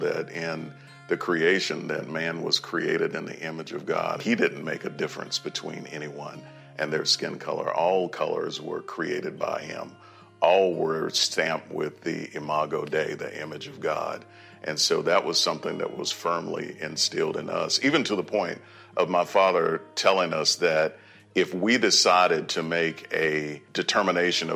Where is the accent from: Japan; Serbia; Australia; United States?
United States; Wilson, North Carolina; I grew up in Wilson, North Carolina